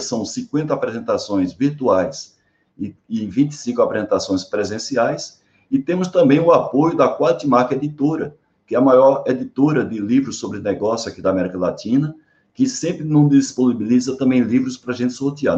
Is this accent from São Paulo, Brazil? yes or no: no; Paraíba, Brazil; also born or lived in João Pessoa; apesar de eu não ter nascido em João Pessoa, mas desde 12 anos de idade, fui, fui eu sou paraibano, né? fui morar em João Pessoa